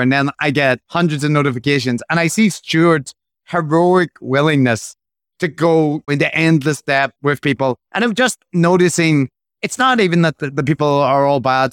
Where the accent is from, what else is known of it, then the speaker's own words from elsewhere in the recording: Belfast, Northern Ireland, United Kingdom; growing up in Belfast